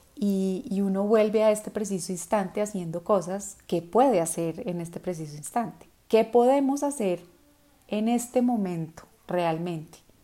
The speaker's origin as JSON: {"language": "Spanish", "country": "Colombia", "said": "en Colombia, en mi país"}